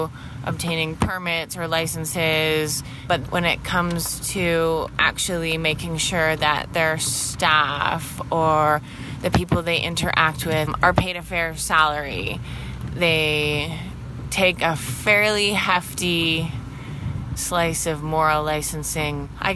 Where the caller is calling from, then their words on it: Blantyre, Southern Region, Malawi; I'm calling from Blantyre, Malawi.